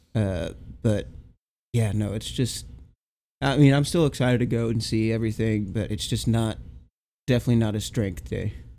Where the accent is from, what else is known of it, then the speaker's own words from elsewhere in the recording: Texas, United States; as a Texan